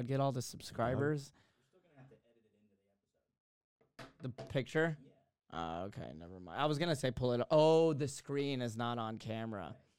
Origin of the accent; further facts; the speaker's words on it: Texas, United States; now in California, United States; I'm from Texas and I live in California.